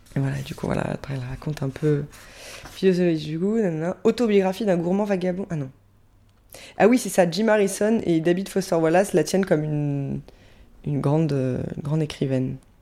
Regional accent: France; je fais partie pour l'instant des durs Français

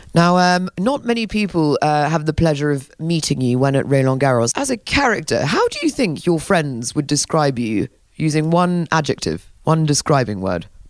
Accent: Paris, Île-de-France, France; I'm from Paris

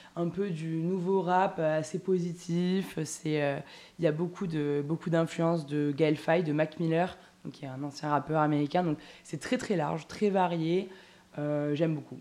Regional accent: Toulouse, Occitania, France; je suis toulousaine

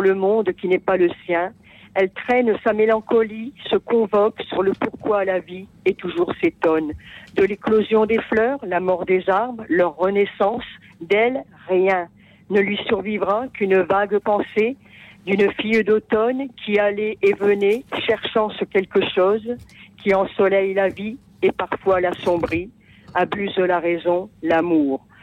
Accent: Ardennes, Grand Est, France; moved away; Et je suis des Ardennes. Hein. J'habite 7, mais je suis ardennaise.

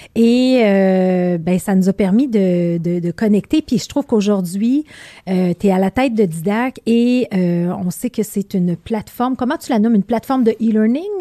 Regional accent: Beauce, Quebec, Canada; now in Montreal, Canada; on vient tous les deux de la Beauce

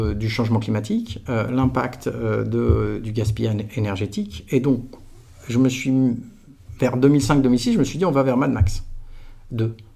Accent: Aix-en-Provence, Provence-Alpes-Côte d'Azur, France; moved away; j'étais d'Aix-en-Provence. J'ai fait toute ma scolarité de la crèche jusqu'à la fin de la prépa dans un kilomètre et demi de rayon

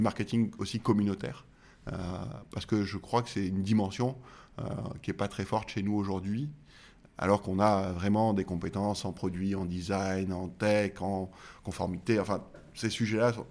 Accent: Marseille, Provence-Alpes-Côte d'Azur, France; je suis Marseillais

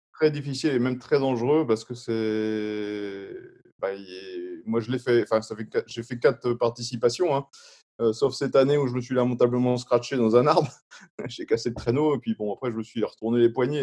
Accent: France; en étant français.

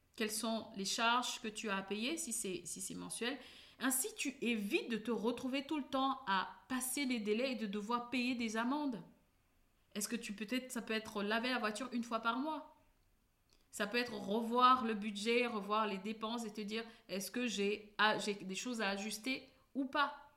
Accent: Cameroon; je suis née au Cameroun

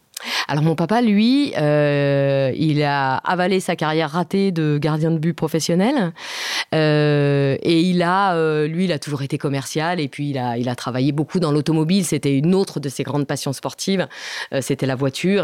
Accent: France; first language Italian; French is a second language; moi aussi, je suis française

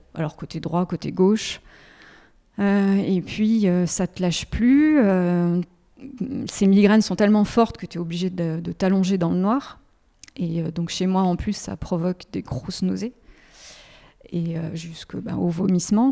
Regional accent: Haute-Savoie, Auvergne-Rhône-Alpes, France; moved away as an adult; now in Lyon, France; je suis originaire de la Haute-Savoie

